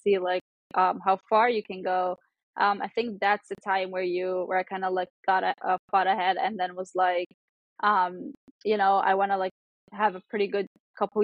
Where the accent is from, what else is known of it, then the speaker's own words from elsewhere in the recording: Cairo, Cairo Governorate, Egypt; also born or lived in New York; Yeah, so I am born and raised in Cairo. I lived in Cairo my whole life.